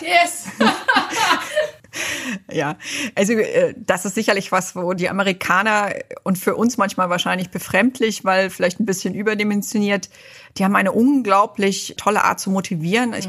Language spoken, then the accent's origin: German; East Germany, Germany; moved away as an adult; also born or lived in New York / Detroit; ich bin in Ostdeutschland aufgewachsen